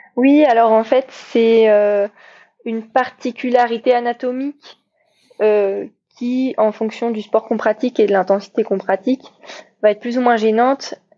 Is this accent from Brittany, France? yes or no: yes; Paimpol, Brittany, France; also born or lived in United States; now in Brest, France; je suis bretonne et fière de l'être. Euh, je suis née à Paimpol